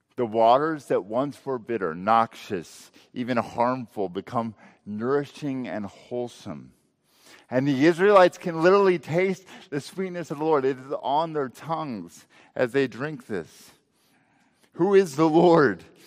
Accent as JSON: {"language": "English", "region": "Texas Panhandle", "country": "United States", "tie": "born or raised there", "said": "I grew up in the Texas Panhandle"}